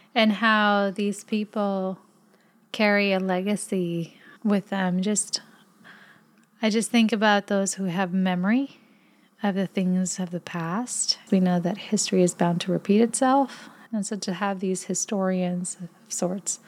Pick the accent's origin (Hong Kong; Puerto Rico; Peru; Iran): Puerto Rico; as a Puerto Rican.